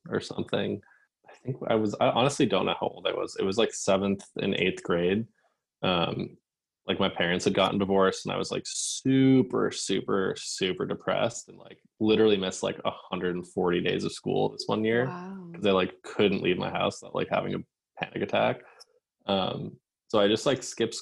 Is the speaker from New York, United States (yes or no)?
no; Massachusetts, United States; growing up in Massachusetts